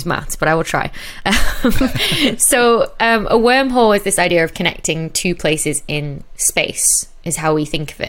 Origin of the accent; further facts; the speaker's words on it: Chorley, North West England, United Kingdom; I'm from Chorley, Bolton Way, which is sort of northwest Manchester.